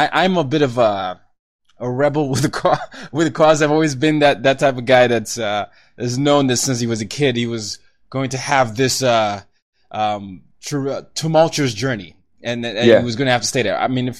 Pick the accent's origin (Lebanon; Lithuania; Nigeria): Nigeria; And so I'm a Nigerian. I grew up in 5 countries, 4 continents.